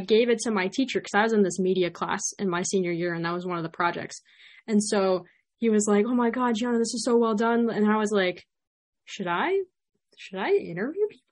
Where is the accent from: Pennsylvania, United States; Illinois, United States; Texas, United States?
Illinois, United States; Chicago; accent: Chicago; my Chicago accent